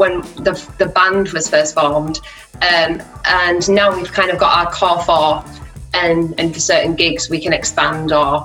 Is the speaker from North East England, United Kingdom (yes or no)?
yes; Teesside, North East England, United Kingdom; moved away as an adult; now in Leeds, United Kingdom; I'm originally from Teesside in the northeast of England, but I moved to Leeds for music college